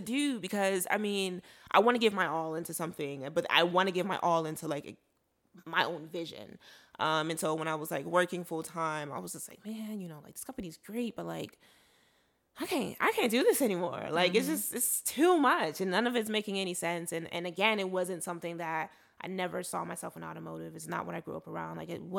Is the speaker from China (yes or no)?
no; Nigeria; I'm Igbo from Nigeria. So we had Igbo classes, we had computer classes